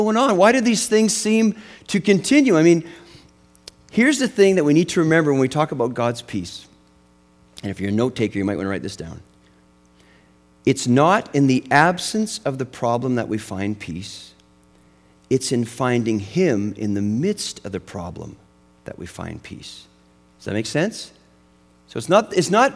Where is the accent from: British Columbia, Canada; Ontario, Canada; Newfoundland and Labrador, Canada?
British Columbia, Canada; Western Canada; where I grew up in Western Canada. It was a little town in the mountains, and we had this big lake. It was called the Shuswap Lake